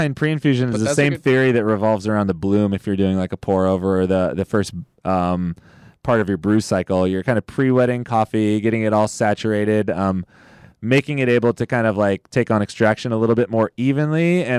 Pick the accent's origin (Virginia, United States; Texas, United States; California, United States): California, United States; the Valley; We're both from the Valley.